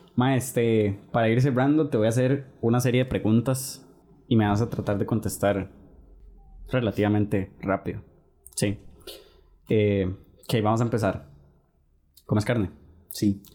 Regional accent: Costa Rica; uno como tico

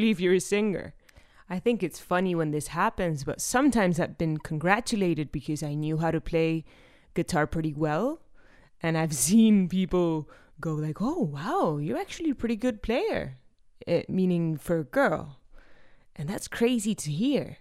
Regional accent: Argentina; from Argentina

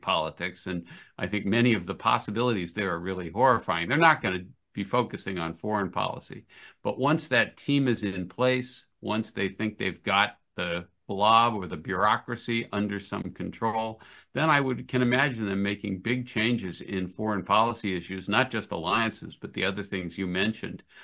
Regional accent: United States; As an American

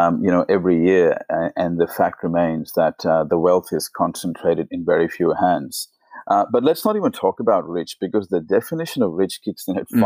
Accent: India; moved away as an adult; now in Australia; I was born in India, and so India is a poor country

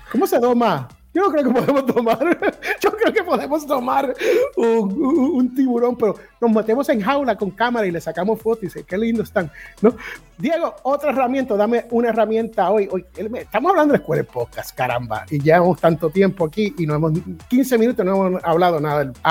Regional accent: Puerto Rico; also born or lived in United States; porque yo soy al revés, yo soy americano criado boricua.

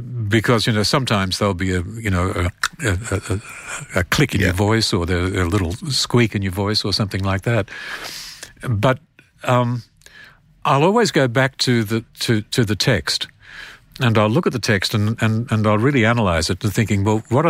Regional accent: Australia; accent: Australian

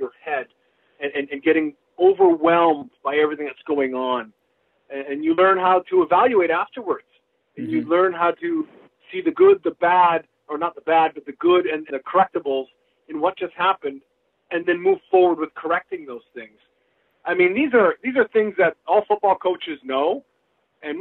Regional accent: British Columbia, Canada; my hometown team, the BC Lions

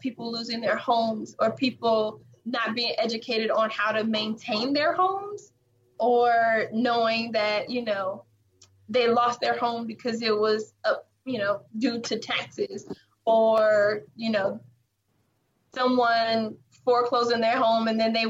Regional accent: California, United States; I'm from California, I can't necessarily say that I could afford to go back and live in my home that I grew up in the Bay Area.

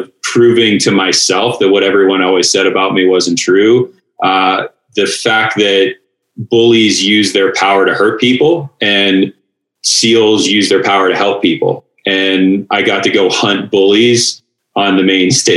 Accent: Pittsburgh, Pennsylvania, United States; moved away as an adult; I was a skinny little dork growing up in Pittsburgh.

